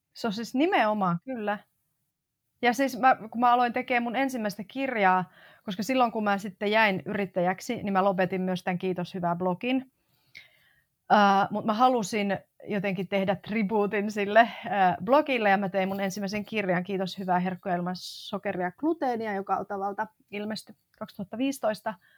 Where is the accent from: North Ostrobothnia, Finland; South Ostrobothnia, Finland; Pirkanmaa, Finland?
North Ostrobothnia, Finland; Oulu; moved away as an adult; also born or lived in Tampere / Madrid; now in Helsinki, Finland; Mä synnyin siis Oulussa ää, ja tota, Oulusta pohjoisesta ponnistan